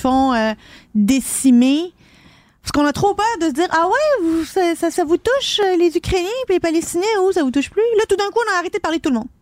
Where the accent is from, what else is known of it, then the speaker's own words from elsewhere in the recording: Quebec, Canada; ici chez nous au Québec